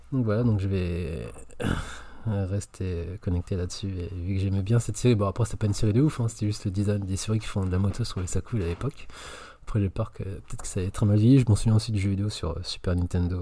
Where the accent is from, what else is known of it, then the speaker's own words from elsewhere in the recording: France; chez nous en France